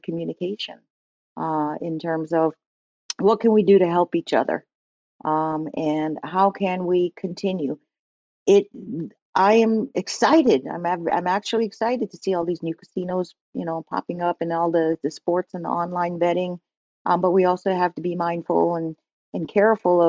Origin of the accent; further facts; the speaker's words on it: New Jersey, United States; When I growing up in New Jersey, I'm from New Jersey